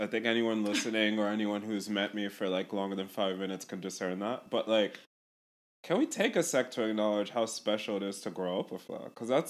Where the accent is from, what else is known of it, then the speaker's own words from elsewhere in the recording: South Africa; I feel really silly saying this, but like, as a South African person